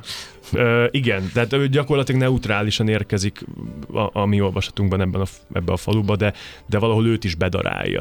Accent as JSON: {"language": "Hungarian", "town": "Košice", "region": "Košice Region", "country": "Slovakia", "tie": "born or raised there", "also_born_or_lived": "Komárno, Slovakia / Budapest, Hungary", "first_language": "Hungarian", "moved": "as an adult", "lives_now": "Tata, Hungary", "said": "Kassára, nekem az a szülővárosom"}